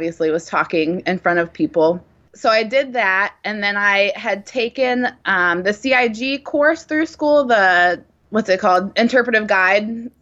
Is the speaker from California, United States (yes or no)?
no; Columbus, Ohio, United States; moved away as an adult; also born or lived in Texas; now in Nashville, United States; I grew up in Ohio, in around Columbus, Ohio